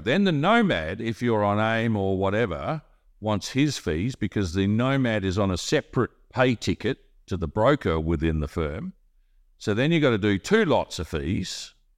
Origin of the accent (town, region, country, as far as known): Australia; now in Monaco